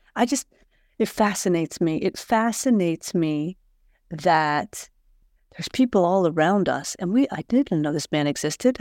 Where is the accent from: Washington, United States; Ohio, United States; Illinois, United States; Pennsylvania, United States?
Ohio, United States; Columbus; now in Sweden; I'm from Ohio. I consider myself to be from Columbus, Ohio.